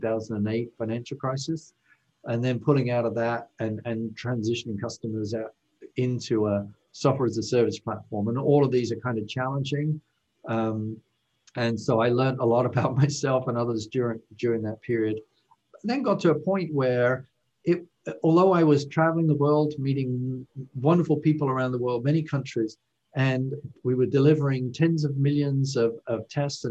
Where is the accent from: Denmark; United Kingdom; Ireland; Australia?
United Kingdom; moved away as an adult; now in United States; as you might be able to tell from my accent, I'm originally from the UK.